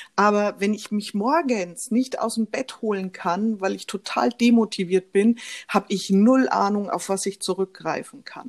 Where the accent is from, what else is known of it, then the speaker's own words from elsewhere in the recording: Nuremberg, Bavaria, Germany; Ich lebe in der Nähe von Nürnberg mit meiner Familie. Bin, ähm, in Nürnberg auch geboren